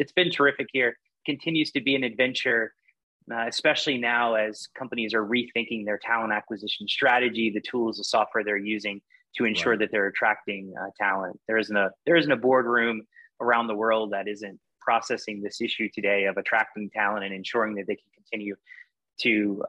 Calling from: Austin, Texas, United States; also born or lived in Virginia; Calling from Austin, Texas.

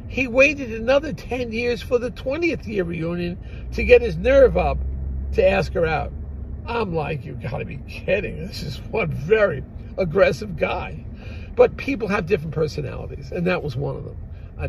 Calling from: New Jersey, United States; we're calling you from New Jersey

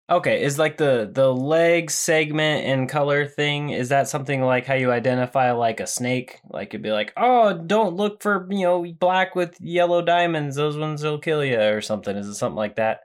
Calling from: Japan; I'm calling from Japan

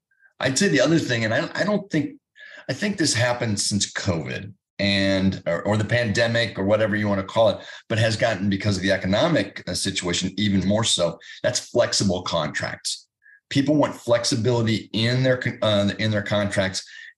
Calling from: Indianapolis, Indiana, United States

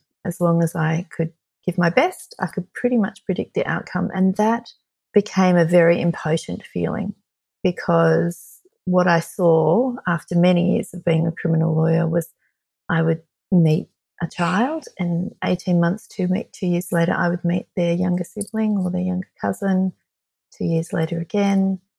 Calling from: Sydney, New South Wales, Australia; I am joining you from Gadigal land, which is the Aboriginal and traditional owners of the land of Sydney, Australia.

